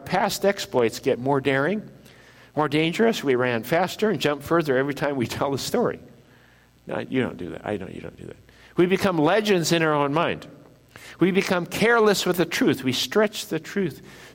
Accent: Midwest, United States; I grew up in the Midwest

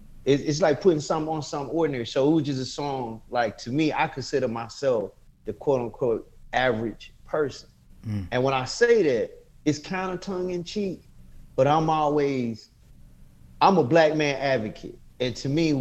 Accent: Bessemer, Alabama, United States; also born or lived in Decatur, Alabama / Birmingham, Alabama; I grew up in Bessemer. My mom is from Bessemer. After my parents divorced, I moved to Bessemer from third grade on, graduated high school with Bessemer

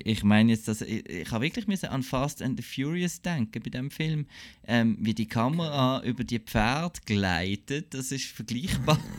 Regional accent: Basel, Basel-Stadt, Switzerland; ich als Basler

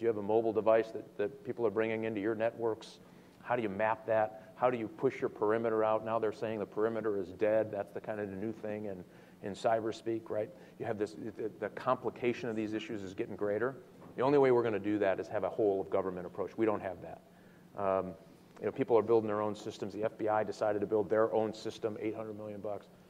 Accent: Michigan, United States; I come from Michigan, uh, and we build cars

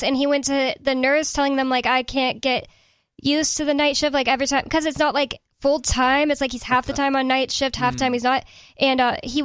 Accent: San Antonio, Texas, United States; I'm from San Antonio

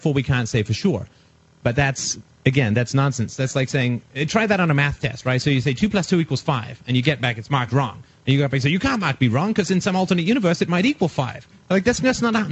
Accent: England, United Kingdom; moved away; I was raised in England in religion. I was in boarding school

